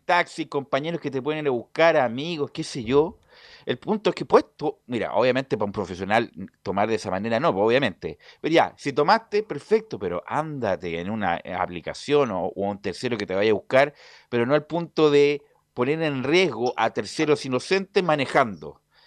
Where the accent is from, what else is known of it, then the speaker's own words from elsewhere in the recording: Chile; como chilenos que somos